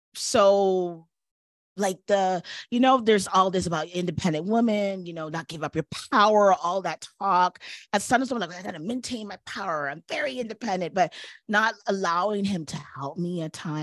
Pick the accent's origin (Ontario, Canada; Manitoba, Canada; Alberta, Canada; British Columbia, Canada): Ontario, Canada; Toronto; moved away as an adult; also born or lived in New York; I had no family because I was from Toronto and I was in New York at the time